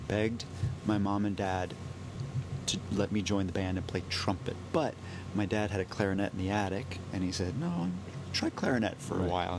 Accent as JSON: {"language": "English", "town": "New Orleans", "region": "Louisiana", "country": "United States", "tie": "born or raised there", "said": "Because I grew up in New Orleans"}